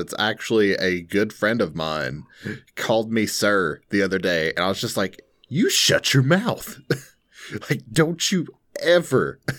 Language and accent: English; Tennessee, United States; Well, I feel like I grew up in Bradley County. There's a high school here called Bradley High School, which I didn't go to, by the way.